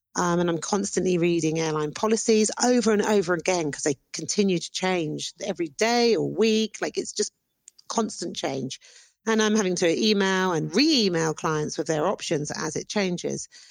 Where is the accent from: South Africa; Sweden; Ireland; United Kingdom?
United Kingdom; moved away as an adult; now in Antigua, Guatemala; I'm British.